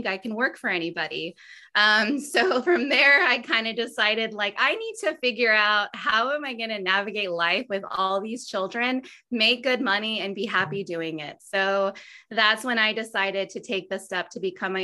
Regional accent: Austin, Texas, United States; Born and raised in Austin

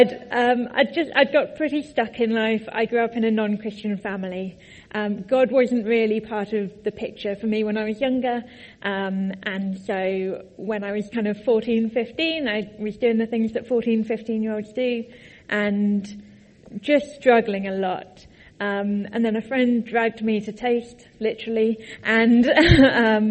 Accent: Tadley, South East England, United Kingdom; moved away as an adult; also born or lived in Cambridge; I grew up in Tadley.

